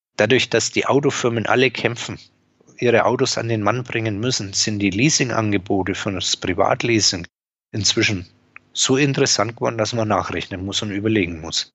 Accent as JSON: {"language": "German", "area": "Franconia", "region": "Bavaria", "country": "Germany", "tie": "born or raised there"}